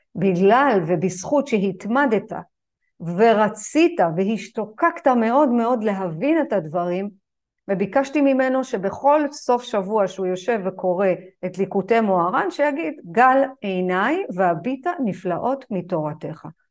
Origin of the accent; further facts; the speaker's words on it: Israel; אני גדלתי בז'בוטינסקי, בשכונה של השיא השכונתית